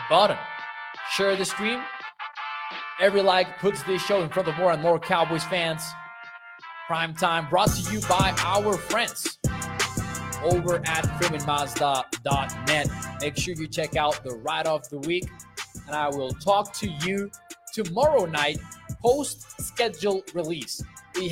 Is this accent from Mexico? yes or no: yes; Chihuahua, Mexico; I'm from Chihuahua, Mexico, which at one point was listed as one of the most dangerous cities in the world.